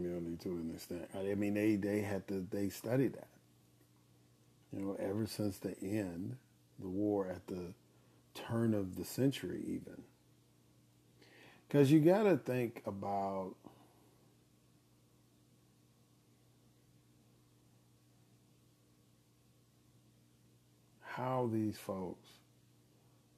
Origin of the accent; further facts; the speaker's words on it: Illinois, United States; now in Mississippi, United States; I grew up in Illinois